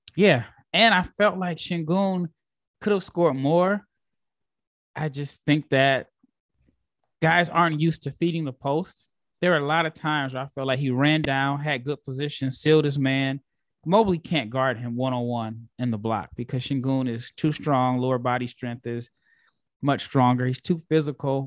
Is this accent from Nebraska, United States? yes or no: yes; Omaha, Nebraska, United States; I'm from Omaha, Nebraska.